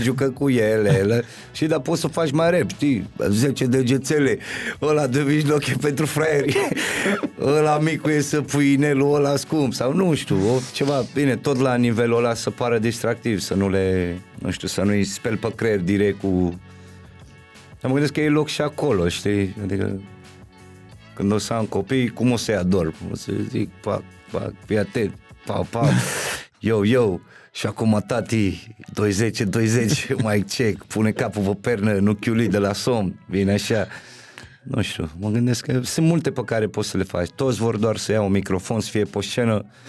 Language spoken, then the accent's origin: Romanian; Bucharest, Romania; also born or lived in Berceni, Bucharest; eu eram din Titan, cred că încă nu ne mutasem în Berceni